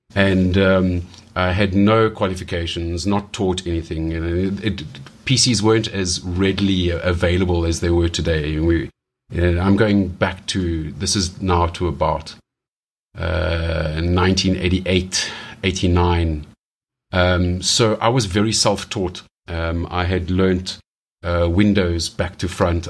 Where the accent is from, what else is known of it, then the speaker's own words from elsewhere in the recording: South Africa; growing up in South Africa